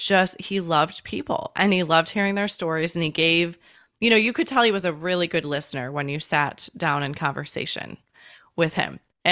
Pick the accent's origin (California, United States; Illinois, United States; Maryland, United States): Illinois, United States; Elgin; I grew up in Elgin